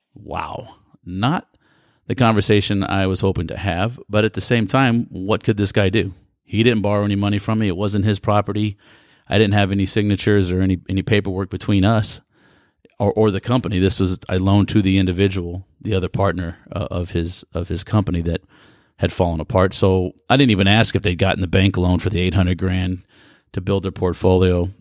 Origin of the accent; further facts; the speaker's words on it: United States; being born and raised in America